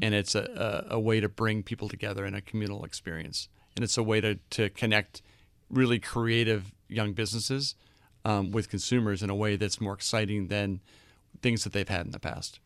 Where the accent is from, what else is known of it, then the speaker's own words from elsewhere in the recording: Boston, Massachusetts, United States; also born or lived in London; now in New York, United States; I grew up in Boston